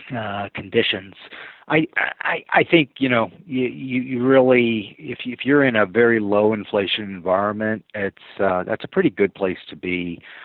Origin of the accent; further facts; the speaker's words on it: St. Paul, Minnesota, United States; moved away as an adult; also born or lived in Greenwich, Connecticut; I grew up in St. Paul, Minnesota